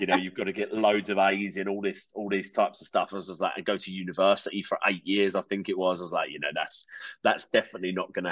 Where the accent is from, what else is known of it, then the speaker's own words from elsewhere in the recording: Kent, South East England, United Kingdom; I grew up in Kent, in England